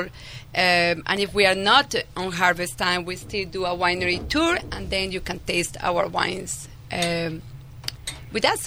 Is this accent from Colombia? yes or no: yes; Medellín, Antioquia, Colombia; English is a second language; moved away as an adult; also born or lived in France / Sonoma County, California; now in California, United States; I was actually born and raised in Medellin, Colombia, in South America